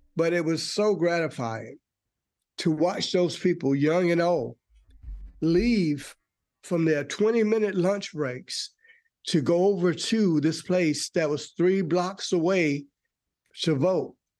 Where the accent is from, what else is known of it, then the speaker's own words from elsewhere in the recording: North Carolina, United States; also born or lived in Forest Park, Georgia; now in Georgia, United States; I am originally from North Carolina